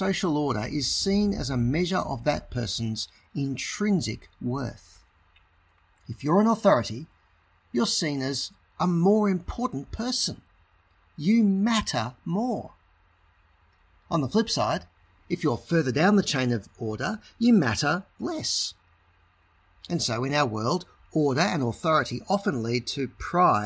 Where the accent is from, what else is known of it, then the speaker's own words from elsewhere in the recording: Australia; also born or lived in Sydney, Australia; I'm an Australian